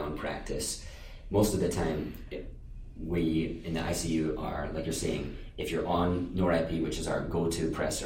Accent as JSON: {"language": "English", "region": "Scotland", "country": "United Kingdom", "tie": "born or raised there", "moved": "as an adult", "lives_now": "Maine, United States", "said": "So I grew up in Scotland and moved to the U.S. a little while ago for undergrad and have stayed around for med school"}